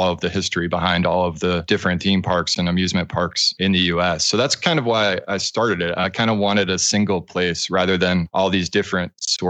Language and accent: English; Massachusetts, United States; I grew up in Massachusetts, so in the New England area.